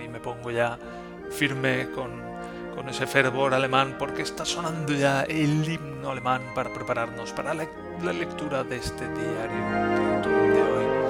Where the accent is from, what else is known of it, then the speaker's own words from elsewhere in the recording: Valencia, Valencian Community, Spain; now in Germany; yo, bueno, pues vengo de Valencia